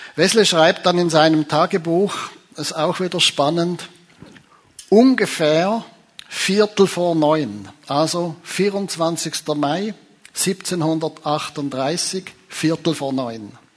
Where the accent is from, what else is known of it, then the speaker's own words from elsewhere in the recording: Zurich, Switzerland; Ich komme ja von Zürich, aus der Stadt von Zwingli